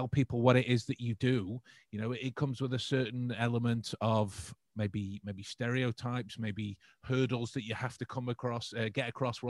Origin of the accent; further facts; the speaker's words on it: Stoke-on-Trent, West Midlands, United Kingdom; I'm from Stoke-on-Trent